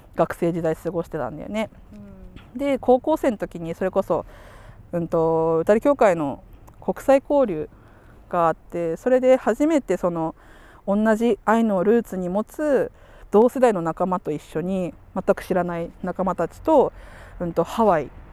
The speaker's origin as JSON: {"language": "Japanese", "town": "Sapporo", "region": "Hokkaido", "country": "Japan", "tie": "born or raised there", "said": "ここの札幌で小学校中学校行くと"}